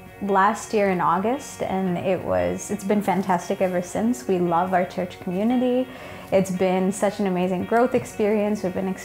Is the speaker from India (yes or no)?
yes; India; now in Canada; me being Indian